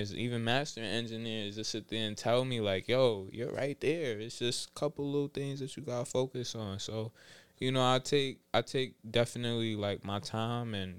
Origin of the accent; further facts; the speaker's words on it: New York City, New York, United States; I'm from Southside, Jamaica, Queens. Rochdale to be exact